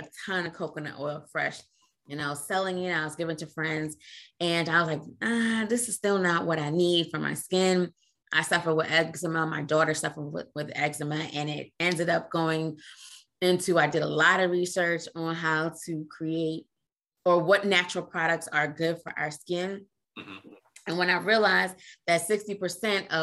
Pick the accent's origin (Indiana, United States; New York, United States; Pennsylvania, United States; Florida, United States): New York, United States; New York City; moved away as an adult; also born or lived in Trinidad and Tobago / Queens, New York / San Diego / Italy; now in Washington, D.C. area, United States; moved to New York City, Brooklyn, when I was 5. Lived in Brooklyn and in Queens